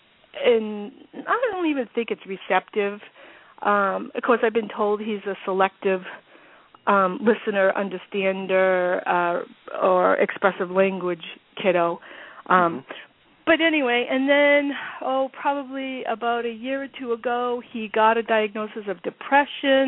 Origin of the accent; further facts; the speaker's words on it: Massachusetts, United States; I'm from Massachusetts